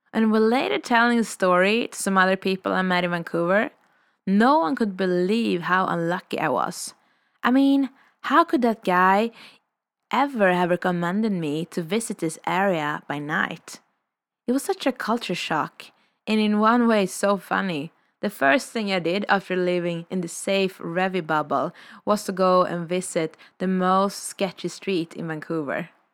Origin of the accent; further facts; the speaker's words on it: Sweden; moved away as an adult; also born or lived in Revelstoke, Canada; I'm a vagabond from Sweden, currently exploring in North America